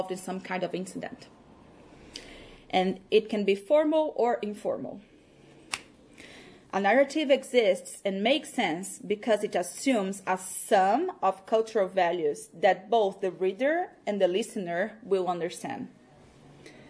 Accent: Brazil; first language Portuguese; English is a second language; Portuguese because it is my first language.

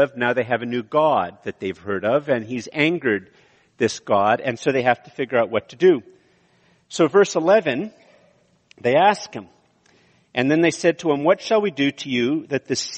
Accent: Montreal, Quebec, Canada; moved away; also born or lived in Ottawa / Eganville; I'm from Montreal, and then I was in Ottawa

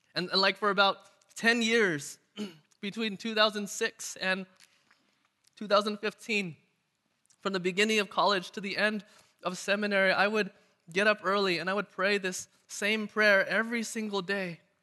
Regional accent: United States; also born or lived in Irvine, California; I'm Chinese American

